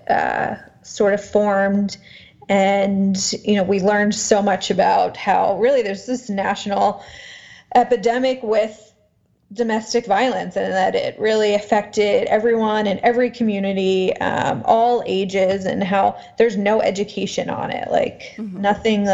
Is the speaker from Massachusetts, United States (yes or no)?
no; Baltimore, Maryland, United States; growing up in Baltimore